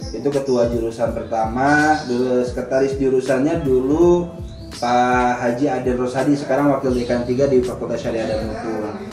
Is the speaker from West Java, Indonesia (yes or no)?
yes; Bandung, West Java, Indonesia; jadi saya lahir di {S1} Bandung {S0} ya orang tua saya Majalengka ibu saya Garut sebetulnya